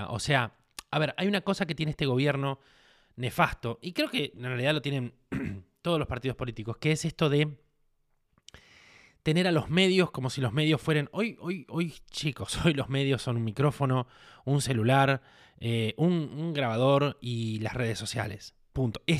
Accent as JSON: {"language": "Spanish", "country": "Argentina", "said": "porque soy un argentino, un argentino que tiene, tiene parientes, tiene gente que necesita"}